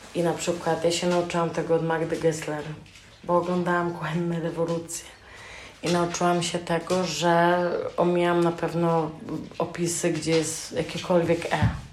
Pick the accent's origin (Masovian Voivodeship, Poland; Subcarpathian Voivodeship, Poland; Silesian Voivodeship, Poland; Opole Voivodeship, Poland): Subcarpathian Voivodeship, Poland; Rzeszów; born or raised there; now in Germany